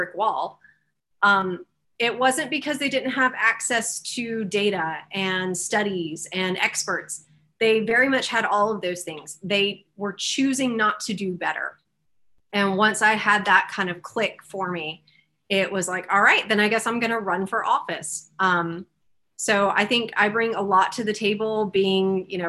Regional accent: Greenville, South Carolina, United States; I am from this district. I grew up in Greenville.

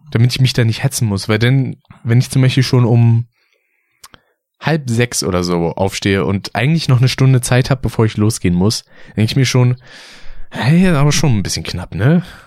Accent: Berlin, Germany; Wenn man aufgewachsen ist in Berlin

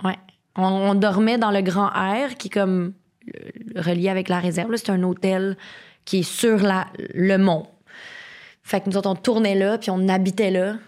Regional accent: Terrebonne, Quebec, Canada; moi, je viens de Terrebonne

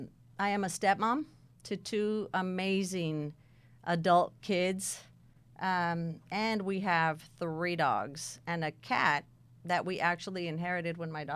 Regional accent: California, United States; I was born and raised in California. And I was raised by my dad's mother, my grandmother.

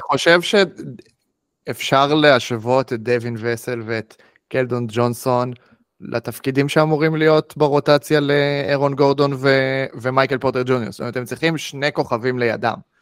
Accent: Israel; בתור ישראלים

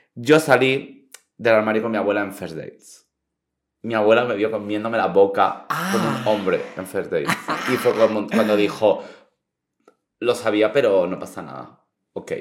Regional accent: Santa Ponsa, Balearic Islands, Spain; mi pueblo es Santa Ponsa

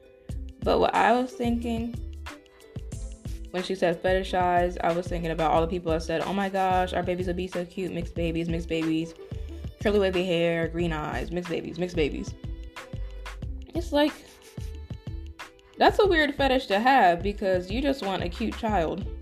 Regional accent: West Virginia, United States; some of the people I grew up with in West Virginia

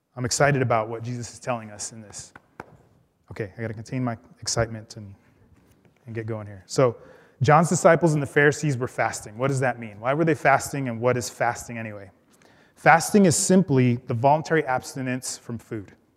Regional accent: Los Angeles, California, United States; I grew up in Los Angeles, where my family was part of a Spanish-speaking Pentecostal church

